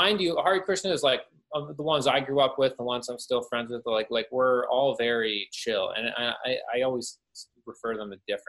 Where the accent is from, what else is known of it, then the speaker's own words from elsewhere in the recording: Canada; I am from Canada.